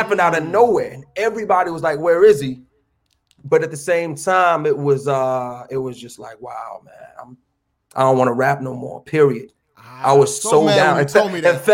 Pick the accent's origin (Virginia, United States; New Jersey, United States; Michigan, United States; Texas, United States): Michigan, United States; Lansing; moved away as an adult; also born or lived in New York City; I'm from Lansing